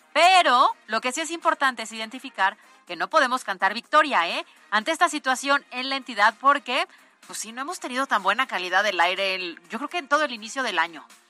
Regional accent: Puebla, Mexico; yo creo que somos muy hospitalarios. O sea, los poblanos

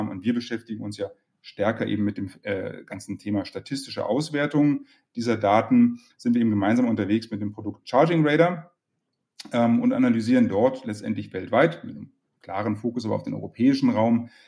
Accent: Berlin, Germany; aufgewachsen in Berlin, dort äh, ähm, BWL und Philosophie studiert

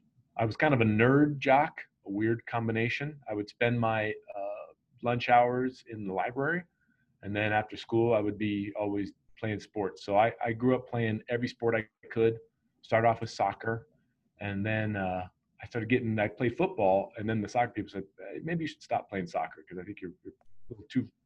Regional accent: Aurora, Colorado, United States; also born or lived in Eureka, California; And so I grew up out in Aurora, Colorado.

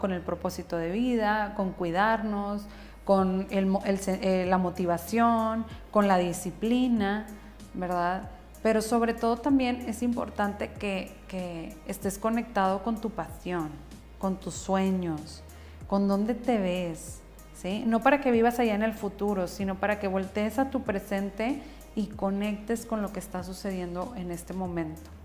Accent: northern Mexico, Mexico; soy bien norteña, tengo una voz fuerte

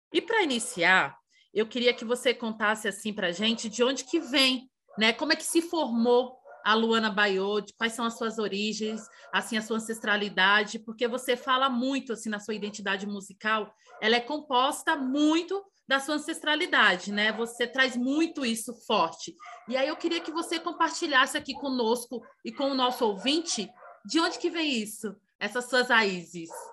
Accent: Santo Estêvão, Bahia, Brazil; No interior da Bahia, de onde eu sou, de Santo Estevão

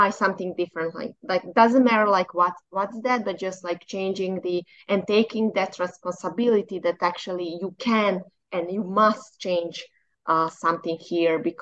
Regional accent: Bosnia & Herzegovina; I am from Bosnia.

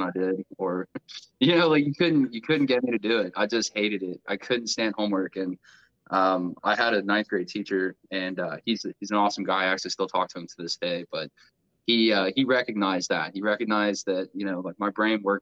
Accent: Grove City, Ohio, United States; also born or lived in Circleville, Ohio; I grew up in mostly in Grove City, Ohio, where I'm currently living now

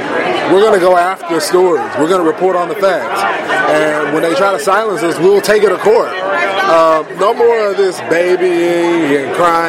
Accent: Dallas, Texas, United States; moved away as an adult; I've been in Texas my whole life. I was born and raised in Dallas.

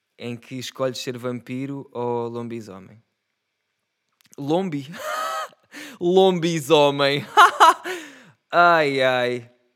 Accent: Setúbal, Portugal; eu sou de Setúbal. E como setubalense

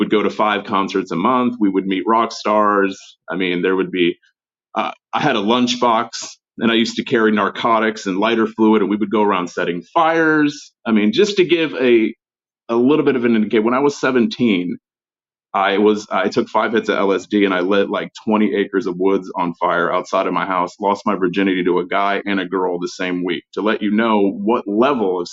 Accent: Florida, United States; I grew up in Florida

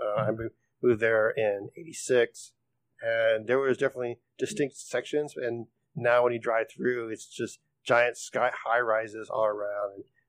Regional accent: Austin, Texas, United States; moved away as an adult; now in San Antonio, United States; There's a reason I left Austin. I mean, I used to call Austin my hometown. I left there. I used to love it. Just talk about glorified it. And then I came back to Austin for a few years and I hated it. I hated what it's transformed into. So I moved down to San Antonio

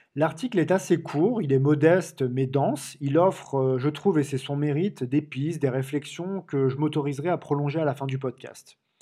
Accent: Marseille, Provence-Alpes-Côte d'Azur, France; comme on dit chez moi à Marseille

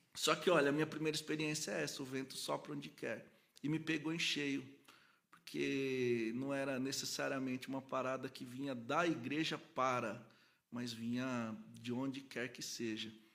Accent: Cordeirópolis, São Paulo, Brazil; moved away; also born or lived in Goiânia; eu sou daqui de São Paulo, mas aí minha família mudou pro interior, para uma cidadezinha que chama Corderópolis

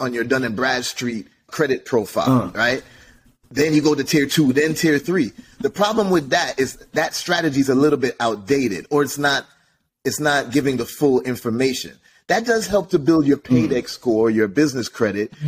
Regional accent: Jamaica; I'm Jamaican, Caribbean background

